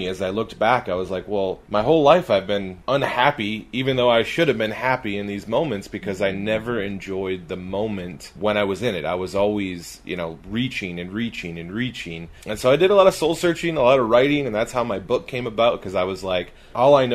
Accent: California, United States; also born or lived in Wisconsin; now in Utah, United States; I grew up in California.

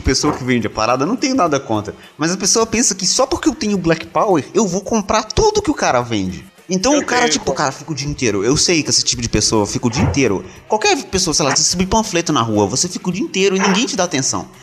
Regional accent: Minas Gerais, Brazil; sou mineiro

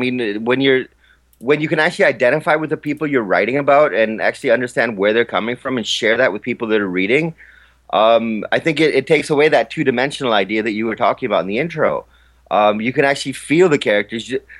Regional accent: Pakistan; a lot of people have been talking about Pakistan in a way that, well, for me being a Pakistani, I kind of take offense to it.

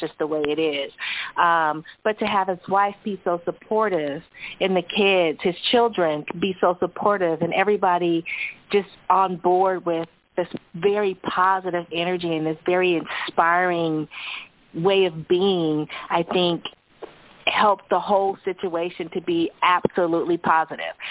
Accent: California, United States; we're from California, so we don't have hurricanes.

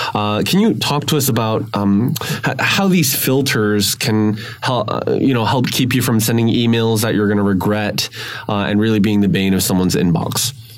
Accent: Vancouver, British Columbia, Canada; I grew up in Vancouver, grew up in North, you know, in English speaking area

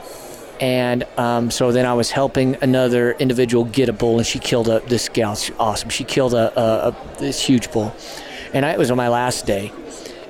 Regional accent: New Mexico, United States; growing up in New Mexico

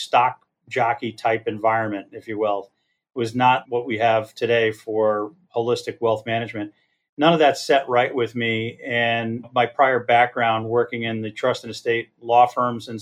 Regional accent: Connecticut, United States; moved away as an adult; also born or lived in Arizona / Washington, D.C. / Iowa / Boston; I grew up in Connecticut

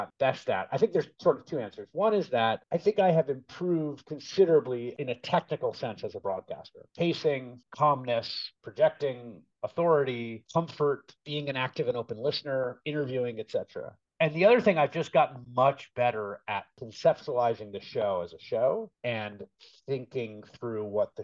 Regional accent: New York City, New York, United States; The world that I grew up in the Bronx

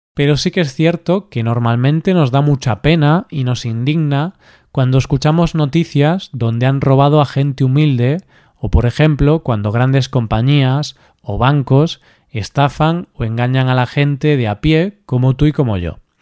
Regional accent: Galicia, Spain; En mi tierra, en Galicia

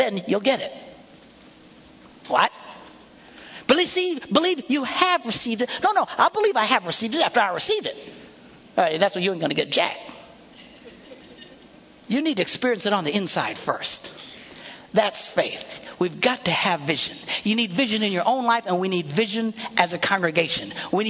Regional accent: Bayside, Wisconsin, United States; I said, well, I'm from Bayside. I said, well, where is that? I said, well, you know where the Green Bay Packers play?

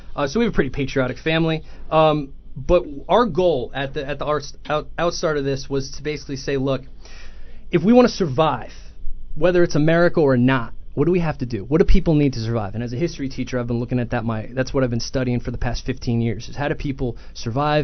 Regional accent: Ramsey, New Jersey, United States; also born or lived in Sussex County, New Jersey / Virginia; I grew up in Ramsey

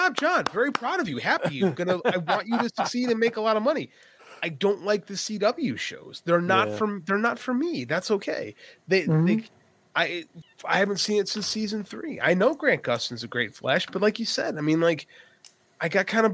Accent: Chicago, Illinois, United States; I'm from Chicago.

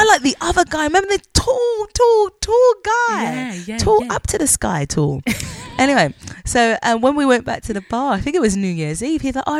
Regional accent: United Kingdom; moved away as an adult; we're two British black sisters from the UK

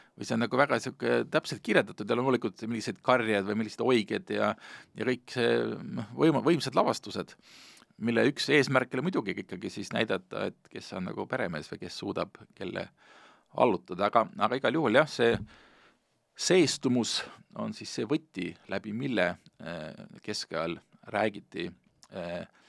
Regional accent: Hiiumaa, Hiiu County, Estonia; moved away; mina, kes ma suuresti kasvasin üles Hiiumaal

